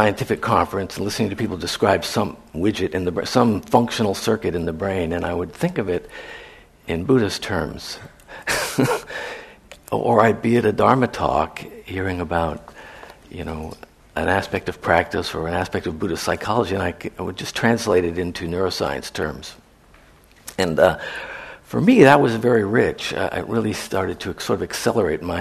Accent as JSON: {"language": "English", "town": "San Francisco", "region": "California", "country": "United States", "tie": "born or raised there", "said": "growing up in San Francisco in the 60s"}